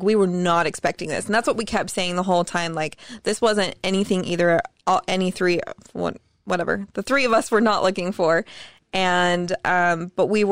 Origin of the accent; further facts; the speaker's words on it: South Jordan, Utah, United States; also born or lived in Southern California; We're back in Utah, California. And then, like, junior high. I've been here since junior high